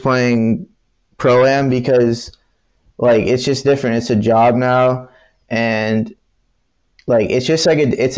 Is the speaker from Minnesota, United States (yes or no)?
no; Boston, Massachusetts, United States; I'm from Boston